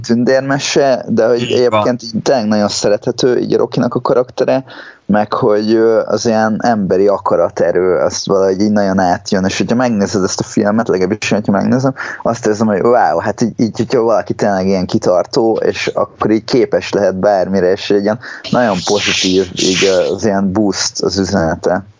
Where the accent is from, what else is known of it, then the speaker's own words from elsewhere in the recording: Hungary; magyarok vagyunk